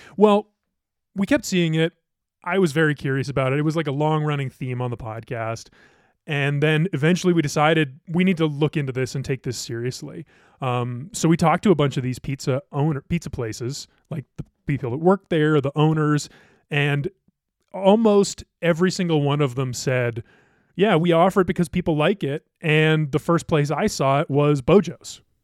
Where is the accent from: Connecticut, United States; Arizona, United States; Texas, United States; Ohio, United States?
Ohio, United States; now in Colorado, United States; I grew up in Ohio